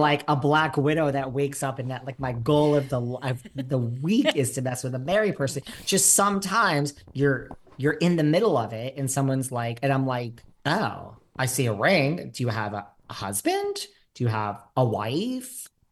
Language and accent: English; New York, United States; now in Los Angeles, United States; I am a New Yorker.